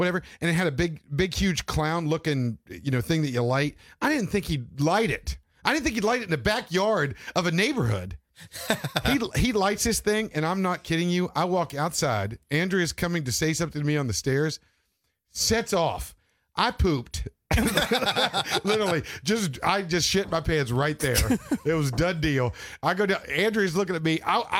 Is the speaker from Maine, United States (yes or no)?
yes; Maine, United States